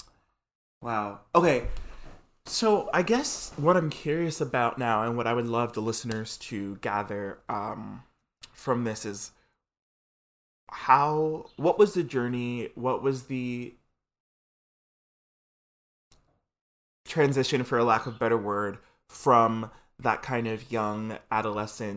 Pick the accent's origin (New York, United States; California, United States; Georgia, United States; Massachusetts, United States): New York, United States; New York City; we both grew up in the Bronx